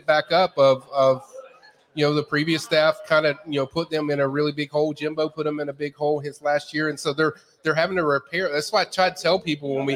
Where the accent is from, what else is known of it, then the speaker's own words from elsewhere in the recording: Tallahassee, Florida, United States; I'm born and raised in Tallahassee